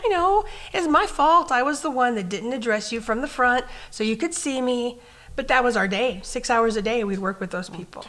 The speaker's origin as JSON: {"language": "English", "town": "Clovis", "country": "United States", "tie": "born or raised there", "moved": "as an adult", "lives_now": "St. Cloud, United States", "said": "My hometown was a cattle ranch community. um, you could drive in from any direction into Clovis"}